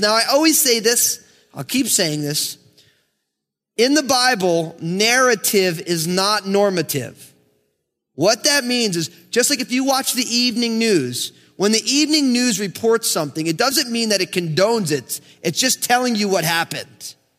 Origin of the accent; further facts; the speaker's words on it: United States; I grew up in America